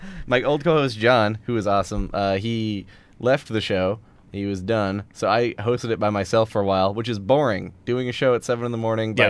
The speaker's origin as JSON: {"language": "English", "town": "Spruce Grove", "region": "Alberta", "country": "Canada", "said": "I'm from Spruce Grove, which is an awful place."}